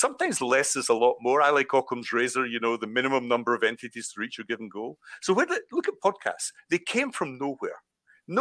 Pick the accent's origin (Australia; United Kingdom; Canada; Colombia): United Kingdom; Scotland; accent: Scottish; now in Brighton, United Kingdom; I suppose the Scottish accent